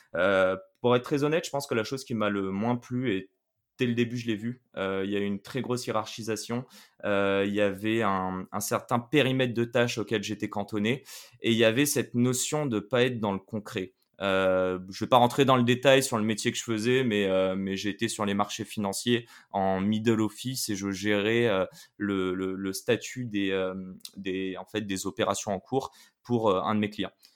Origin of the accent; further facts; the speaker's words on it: Paris, Île-de-France, France; moved away as an adult; also born or lived in Quebec, Canada / China; À mes 18 ans, j'ai quitté Paris, euh, où, je suis né